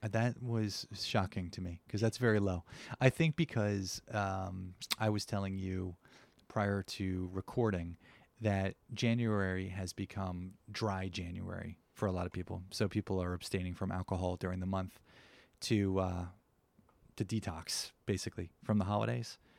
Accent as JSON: {"language": "English", "region": "New Jersey", "country": "United States", "said": "I come from New Jersey"}